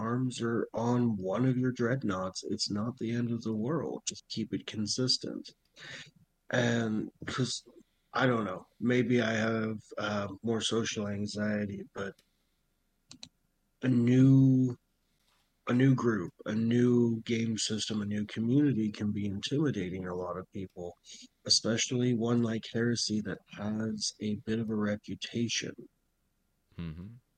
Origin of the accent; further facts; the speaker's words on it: Montana, United States; I grew up in Montana.